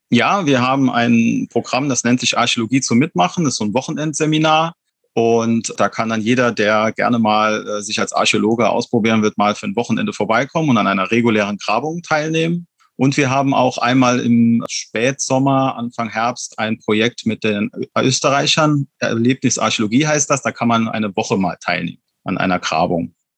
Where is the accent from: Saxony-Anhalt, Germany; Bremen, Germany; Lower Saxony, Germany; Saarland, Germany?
Saarland, Germany; Wallerfangen; also meine Heimat quasi. Ich, ich komme genau aus dieser Gemeinde, stamme ich auch selbst.